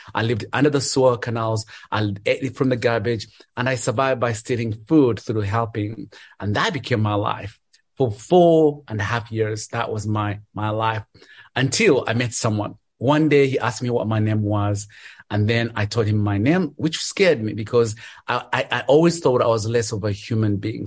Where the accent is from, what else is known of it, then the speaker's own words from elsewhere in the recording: Kabale, Western Region, Uganda; moved away as an adult; now in Charlotte, United States; I live in Charlotte, North Carolina. I'm originally from Uganda, from a small village called Kabale.